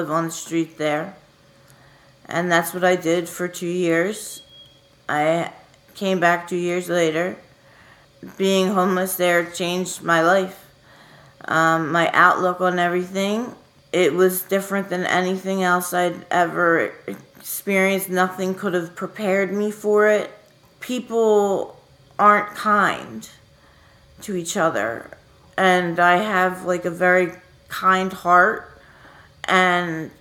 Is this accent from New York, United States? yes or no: no; Philadelphia, Pennsylvania, United States; I am from Fairmount. I've moved around a lot, my family, but for the majority of my childhood, I was in Fairmount.